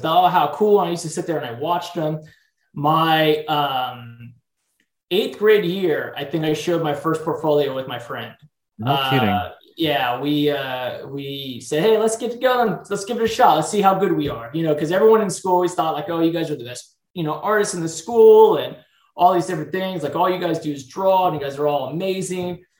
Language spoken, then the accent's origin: English; San Diego, California, United States; I grew up in San Diego, California